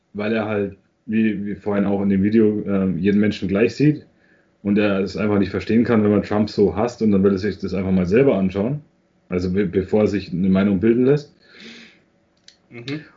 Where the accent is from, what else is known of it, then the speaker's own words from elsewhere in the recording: Germany; bei uns in Deutschland